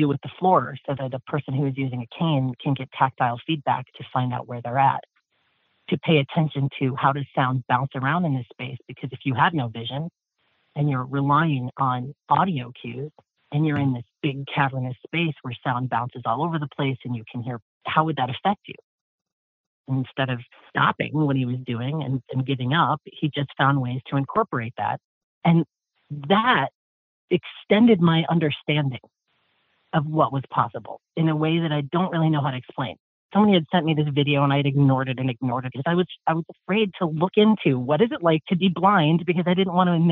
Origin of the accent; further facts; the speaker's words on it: Columbus, Ohio, United States; I'm from Columbus, Ohio